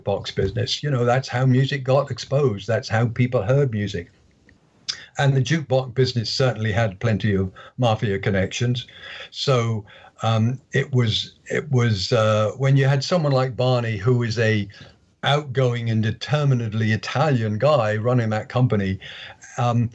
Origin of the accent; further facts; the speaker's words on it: Bristol, South West England, United Kingdom; my hometown of Bristol